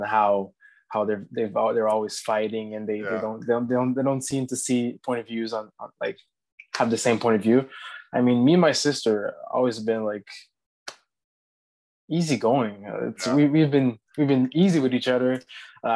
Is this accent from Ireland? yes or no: no; Laval, Quebec, Canada; also born or lived in Salaberry-de-Valleyfield, Quebec; Ended up coming back in the Montreal Laval area when I was about 9, and pretty much from there on out, that's been where I've lived